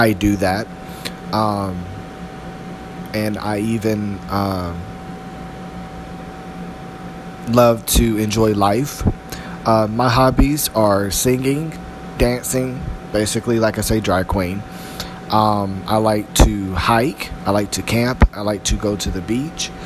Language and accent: English; Durham, North Carolina, United States; moved away as an adult; now in Salisbury, United States; born and raised in Durham, North Carolina.